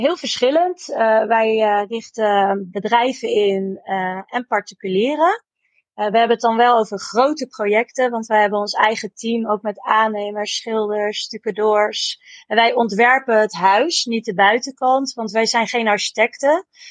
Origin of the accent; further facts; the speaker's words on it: Amersfoort, Utrecht, Netherlands; wij komen uit Amersfoort.